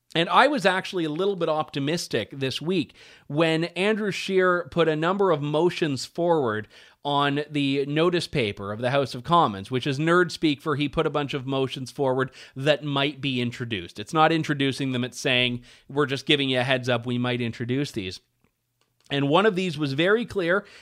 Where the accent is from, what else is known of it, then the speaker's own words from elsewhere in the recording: Canada; as a Canadian